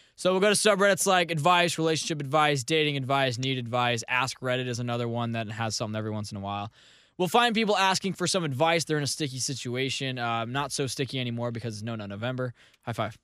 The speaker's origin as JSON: {"language": "English", "town": "St. Louis", "region": "Missouri", "country": "United States", "tie": "born or raised there", "said": "my hometown of Saint Louis"}